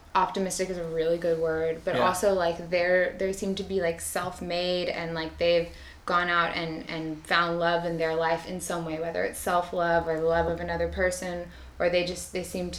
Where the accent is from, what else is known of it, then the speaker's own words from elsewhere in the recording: Austin, Texas, United States; I grew up here in Austin with my dad